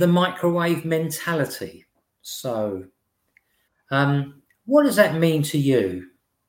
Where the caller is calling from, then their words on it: Witham, East of England, United Kingdom; I'm speaking from Witham in Essex.